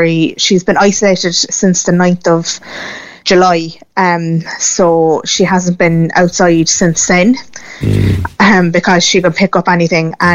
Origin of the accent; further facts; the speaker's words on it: Cork, Munster, Ireland; we're from Cork originally